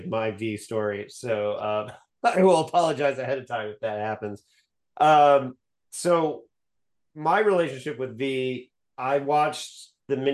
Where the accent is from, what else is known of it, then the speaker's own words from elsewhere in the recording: Bloomington, Indiana, United States; I grew up in Bloomington, Indiana